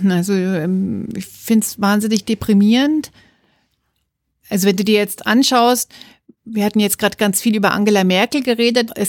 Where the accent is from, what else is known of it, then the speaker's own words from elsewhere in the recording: West Germany, Germany; reden wir westdeutschen Frauen ja sehr viel über das Problem des Gender Pay Gaps.